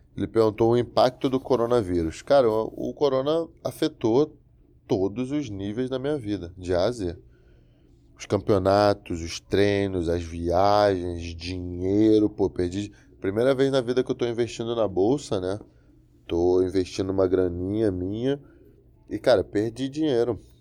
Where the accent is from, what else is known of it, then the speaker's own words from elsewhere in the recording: Brazil; moved away as an adult; now in United States; eu amo o Brasil, eu amo minha terra, amo minha gente, amo minha família, amo meu povo